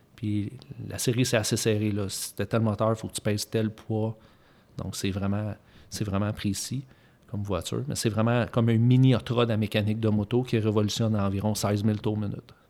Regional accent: Eastern Canada, Canada; on est de l'Est du Canada.

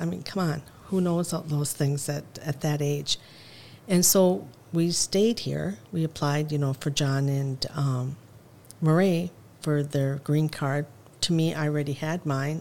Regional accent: Mankato, Minnesota, United States; also born or lived in Lebanon; coming here and growing up in Mankato and then going to Lebanon

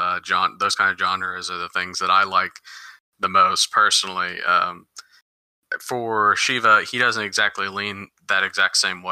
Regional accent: United States; I was born and raised in the United States

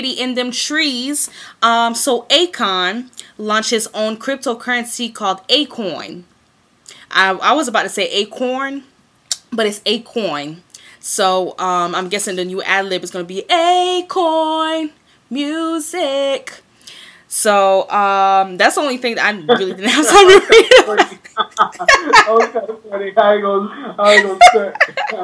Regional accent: Greenville, South Carolina, United States; also born or lived in Columbia, South Carolina; I'm back in the Ville now where I grew up

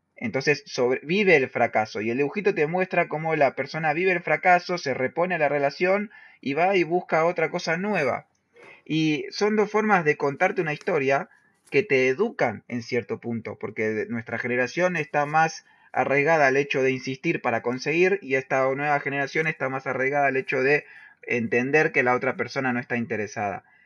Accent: La Matanza, Buenos Aires Province, Argentina; yo me crié en La Matanza

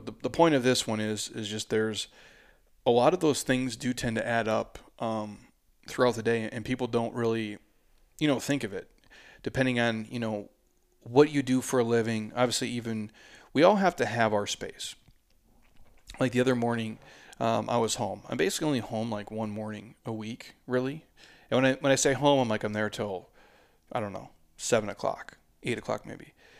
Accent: Midwest, United States; I'm from the Midwest, but dude.

